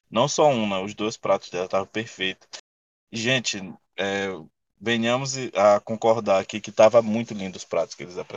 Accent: North / Northeast Brazil, Brazil; A gente é daqui, a gente é do Nordeste pro Norte

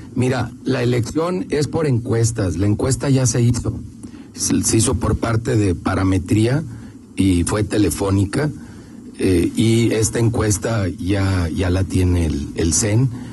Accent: León, Guanajuato, Mexico; como leonés

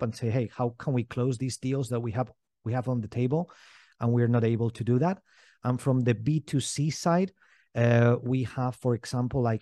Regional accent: Valencian Community, Spain; I grew up here in Spain. My father is German. My mother is Greek.

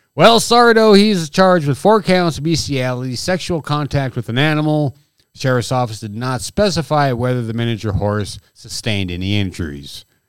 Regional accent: Southwest North Dakota, United States; about twenty-some miles away from us is my hometown.

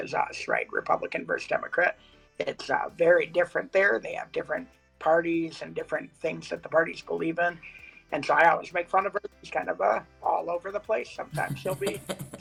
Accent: Ann Arbor, Michigan, United States; I grew up in Ann Arbor, Michigan, which is a pretty liberal place.

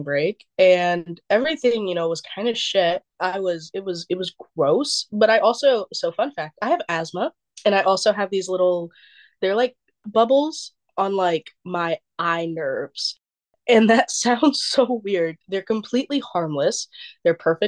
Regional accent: North Carolina, United States; we're from North Carolina

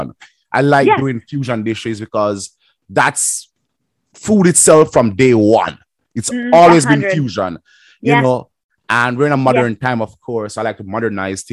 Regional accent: Jamaica; moved away; also born or lived in Winnipeg; I'm a Jamaican

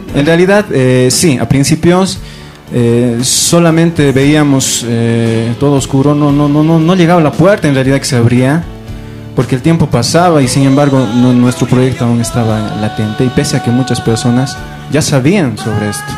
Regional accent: Potosí, Bolivia; soy potosino neto

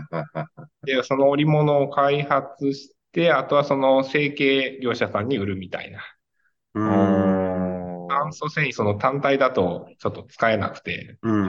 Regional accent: Kanazawa, Ishikawa, Japan; 金沢で生まれて、

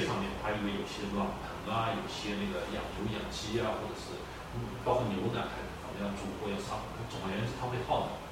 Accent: Beijing, China; now in Canada; 咱们北京人很简单，住那个apartment

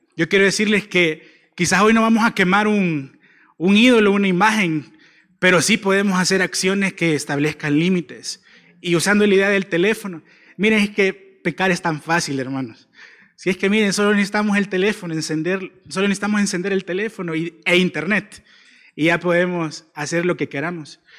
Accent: El Salvador; como salvadoreños

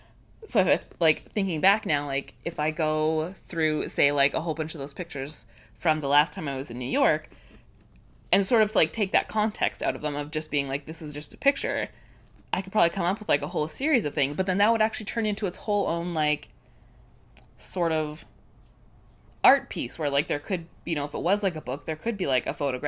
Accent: Canada; Again, this is me being super Canadian.

